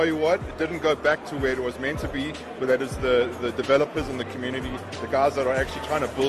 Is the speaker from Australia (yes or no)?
no; South Africa; And I'm South African.